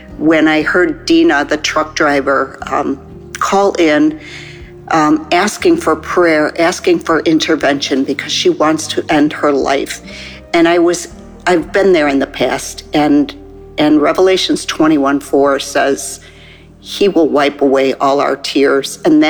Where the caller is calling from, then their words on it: Chicago, Illinois, United States; I'm calling from the Chicago area.